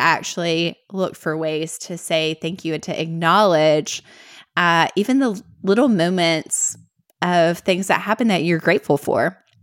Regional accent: Middle Tennessee, United States; accent: Southern; both grew up here in Middle Tennessee

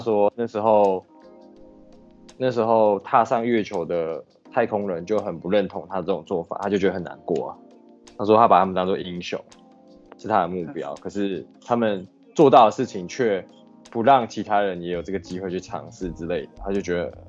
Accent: Taiwan; 我们台湾人

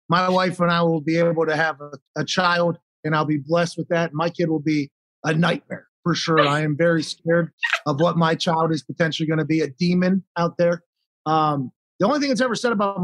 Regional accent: Pittsburgh, Pennsylvania, United States; I was born in McGee's Women's Hospital in Pittsburgh.

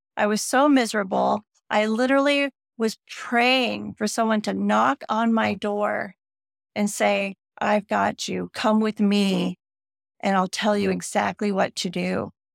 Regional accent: Northern California, United States; growing up in Northern California on the ocean in the seventies

